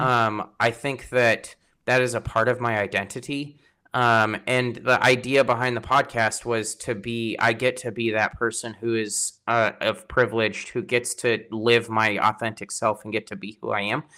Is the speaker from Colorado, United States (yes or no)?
yes; Colorado, United States; moved away as an adult; also born or lived in San Antonio, Texas; now in Washington, United States; I'm from Colorado originally